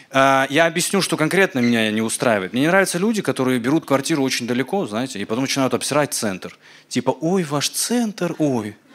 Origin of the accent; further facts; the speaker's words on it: Caucasus, Russia; Ну, вы сами понимаете, ну, я с Кавказа, да, ну, типа, у нас такие традиции, там, уважать старших, рождаться с их лицами